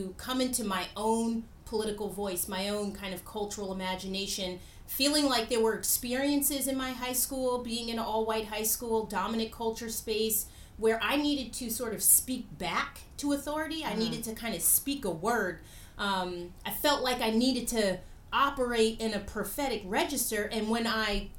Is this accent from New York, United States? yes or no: yes; Long Island, New York, United States; I grew up in Long Island, New York